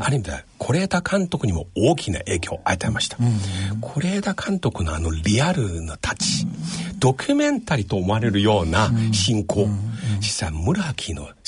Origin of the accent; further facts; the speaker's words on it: Fukuoka, Japan; born there; 僕はね、福岡です。